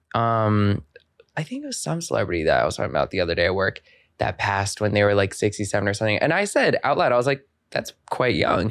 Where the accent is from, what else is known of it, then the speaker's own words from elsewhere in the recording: Maryland, United States; moved away as an adult; I'm from Maryland